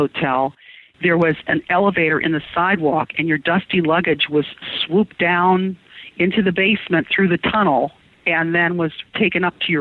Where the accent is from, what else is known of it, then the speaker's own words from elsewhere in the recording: Detroit, Michigan, United States; also born or lived in Chicago / Miami; now in Baker City, United States; I'm from an urban area originally. I was born in Detroit. I lived in Chicago, Miami.